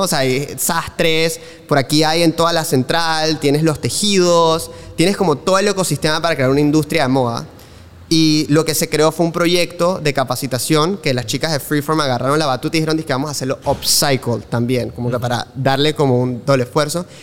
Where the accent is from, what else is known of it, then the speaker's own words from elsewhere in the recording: Panama City, Panama; moved away as an adult; mi vida en Panamá, mis primeros 18 años de vida, o sea que yo viví aquí toda mi vida